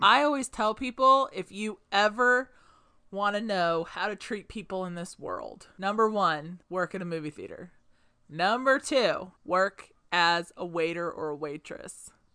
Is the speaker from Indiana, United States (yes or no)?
yes; Indianapolis, Indiana, United States; growing up in Indianapolis